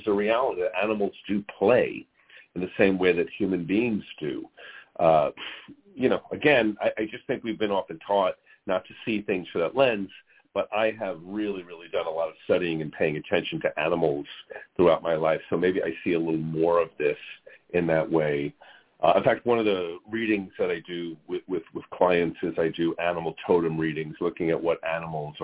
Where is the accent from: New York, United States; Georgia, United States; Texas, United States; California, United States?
New York, United States; I grew up in New York